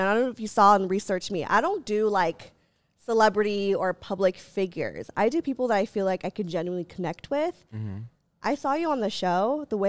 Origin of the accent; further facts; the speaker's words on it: Philippines; And also she's Filipino and I'm Filipino, so I think there was a part of me that was like, please.